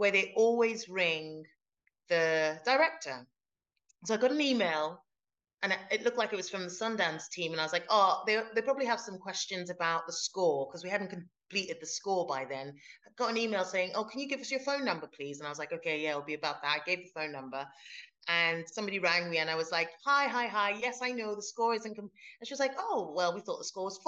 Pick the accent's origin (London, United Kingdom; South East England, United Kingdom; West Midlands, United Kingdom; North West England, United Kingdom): London, United Kingdom; moved away as an adult; now in Glasgow, United Kingdom; I've lived in Glasgow for like 13 years now, but I grew up in London